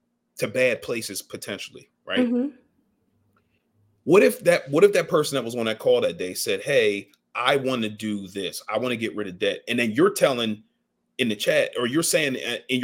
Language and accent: English; Ardmore, United States; I grew up in Ardmore